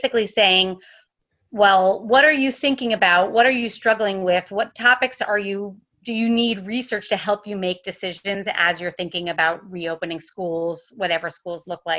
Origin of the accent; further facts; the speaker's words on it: Connecticut, United States; also born or lived in Sydney, Australia / California; now in Santa Barbara, United States; I'm originally from Connecticut. I'm an East Coast gal now living in California